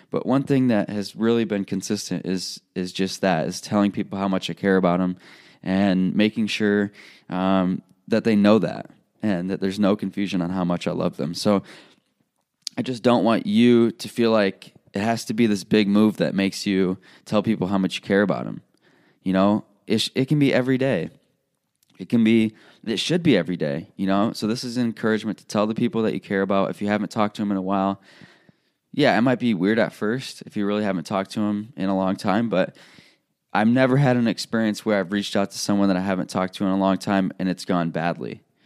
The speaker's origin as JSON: {"language": "English", "region": "Illinois", "country": "United States", "tie": "born or raised there", "also_born_or_lived": "Iowa", "moved": "as an adult", "said": "I'm leaving a place, my hometown, where I grew up."}